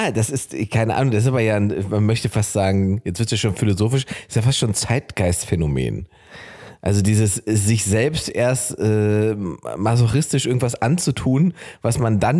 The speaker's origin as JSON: {"language": "German", "region": "eastern Germany", "country": "Germany", "said": "Bei uns im Osten hatten Omis immer riesige Gärten"}